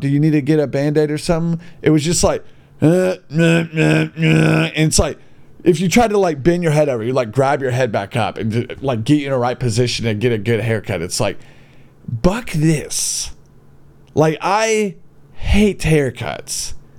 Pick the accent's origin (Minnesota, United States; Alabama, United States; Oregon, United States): Alabama, United States; Gadsden; born or raised there